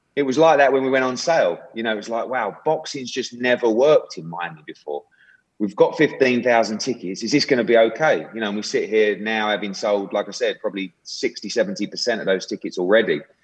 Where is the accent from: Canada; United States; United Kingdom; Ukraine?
United Kingdom; as a Brit and, and someone that works in boxing